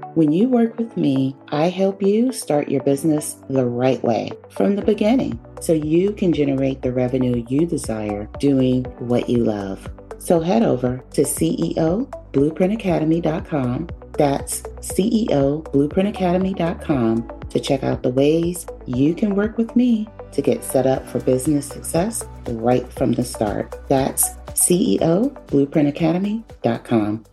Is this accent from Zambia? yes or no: no; New York City, New York, United States; moved away as an adult; where I was from, which is New York. Um, so I was moving from one place back to New York City